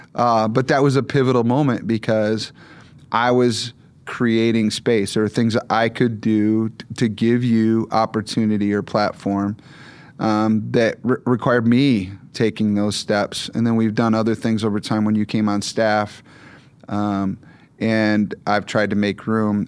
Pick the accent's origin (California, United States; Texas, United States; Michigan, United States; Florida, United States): Michigan, United States; moved away; I mostly grew up in Michigan